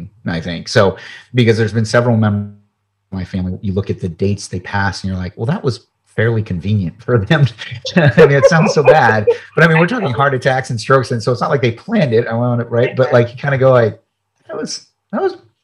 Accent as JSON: {"language": "English", "country": "United States", "said": "I'm from the United States"}